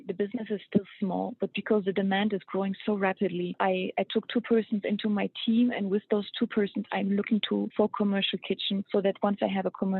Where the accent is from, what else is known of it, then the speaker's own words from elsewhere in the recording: Luxembourg; moved away as an adult; also born or lived in Germany; now in United States; I moved to America 7 years ago, and I'm from Europe. I met my husband in Europe 7 years ago. That's why I moved over. And I'm Luxembourgish and half German. And I moved around quite a bit when I was a kid. So I grew up in Germany, in Luxembourg